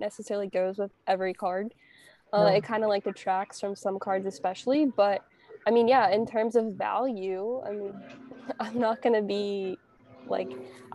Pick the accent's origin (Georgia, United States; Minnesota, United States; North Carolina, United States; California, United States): North Carolina, United States; my hometown in North Carolina